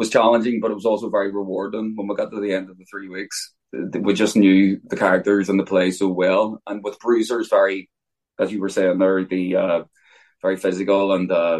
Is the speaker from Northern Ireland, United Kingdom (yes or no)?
yes; Belfast, Northern Ireland, United Kingdom; I grew up in North Belfast.